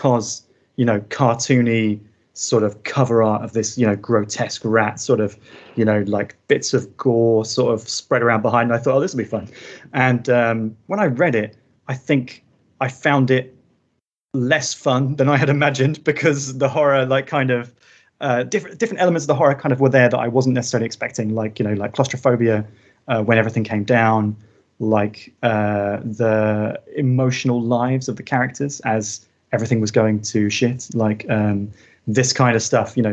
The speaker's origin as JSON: {"language": "English", "area": "Surrey", "region": "South East England", "country": "United Kingdom", "tie": "born or raised there", "also_born_or_lived": "Northwest Midlands / Birmingham / London", "moved": "as an adult", "lives_now": "Lisbon, Portugal", "said": "I grew up in Surrey, which is like just southwest London."}